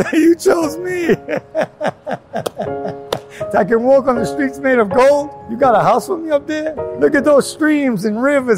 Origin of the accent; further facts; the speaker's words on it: New York City, New York, United States; I grew up in New York, grew up in Queens